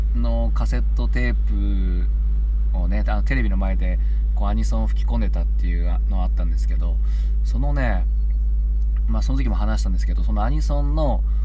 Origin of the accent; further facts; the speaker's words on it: Tsubame, Niigata, Japan; 僕の地元の新潟県の燕市の小池っていう地域の地区にいるんですけど